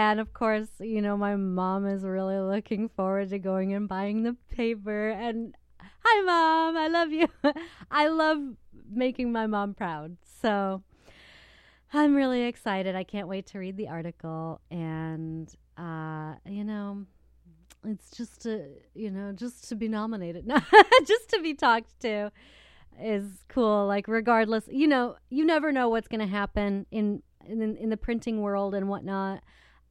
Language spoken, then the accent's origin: English; Battle Creek, Michigan, United States; the Battle Creek Inquirer, which is my hometown newspaper